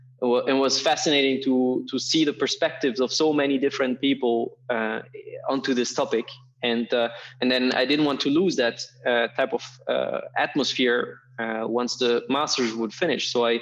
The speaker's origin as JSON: {"language": "English", "region": "Berlin", "country": "Germany", "tie": "born or raised there", "second_language": "English", "said": "And then from 10 to 18, I grew up in Berlin."}